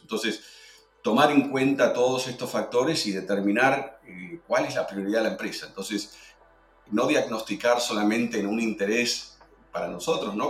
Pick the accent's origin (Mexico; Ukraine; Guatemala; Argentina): Argentina; soy argentino